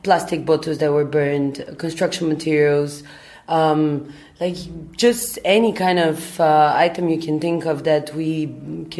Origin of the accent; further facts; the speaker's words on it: Bulgaria; also born or lived in London, United Kingdom; now in Berlin, Germany; I'm originally from Bulgaria